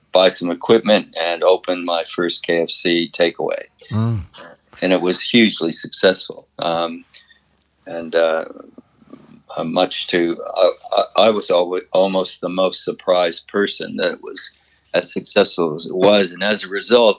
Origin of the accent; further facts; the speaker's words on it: Windsor, Ontario, Canada; my hometown, Windsor?